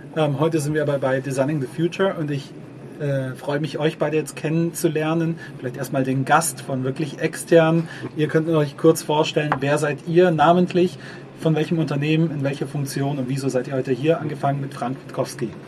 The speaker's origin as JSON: {"language": "German", "town": "Ulm", "region": "Baden-Württemberg", "country": "Germany", "tie": "born or raised there", "said": "deine als auch meine Heimatstadt Ulm"}